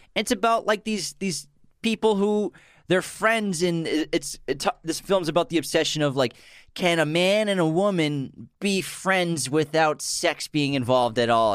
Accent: Massachusetts, United States; growing up in New England and Massachusetts

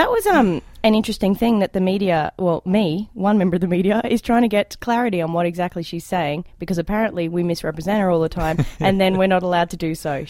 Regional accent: Australia; accent: Australian; now in Canada; in my Australian accent, because I'm an immigrant

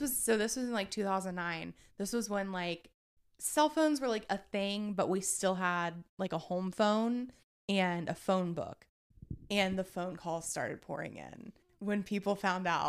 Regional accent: Eaton, Ohio, United States; I'm from Eaton, Ohio

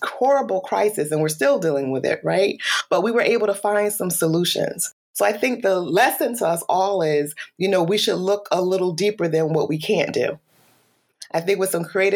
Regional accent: Bridgeport, Connecticut, United States; now in Shelton, United States; I was born and raised here in Connecticut, Bridgeport, Connecticut

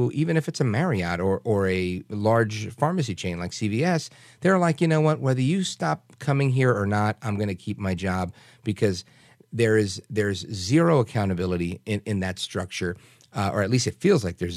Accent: New York City, New York, United States; moved away; the stuff I grew up going to in Brooklyn, New York

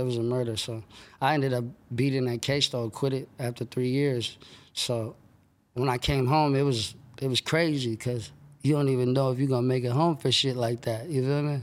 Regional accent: Sacramento, California, United States; that's where I was born and raised

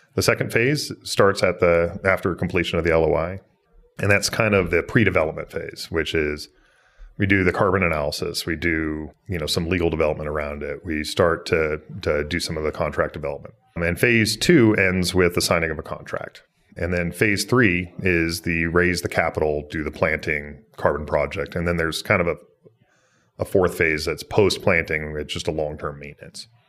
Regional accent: Boise, Idaho, United States; I was a kid growing up in Idaho. and, uh, grow up in Boise

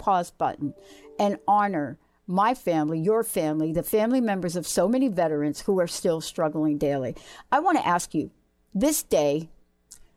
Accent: New York, United States; I grew up on the East Coast. I grew up in New York

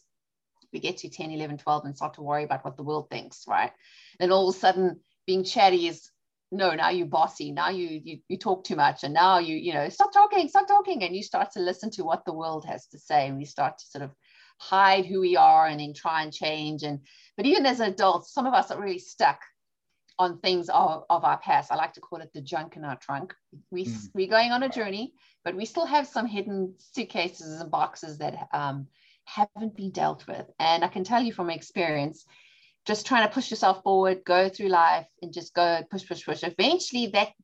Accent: South Africa; now in Charlotte, United States; My dad is Greek. My mom's British and I was born and raised in South Africa.

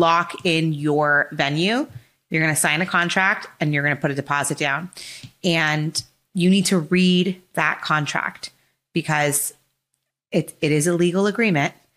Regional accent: Los Angeles, California, United States; grew up in L A, when to U S C, fight on. So born and raised in Southern California

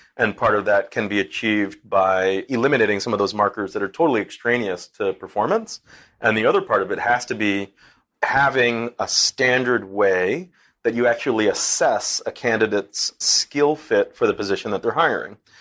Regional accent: Boston, Massachusetts, United States; now in Newburgh, United States; I'm a Bostonian

